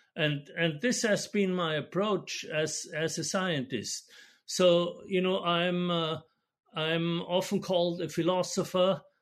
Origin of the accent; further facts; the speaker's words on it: Austria; moved away; I'm Austrian, and so I grew up in Austria and studied in Vienna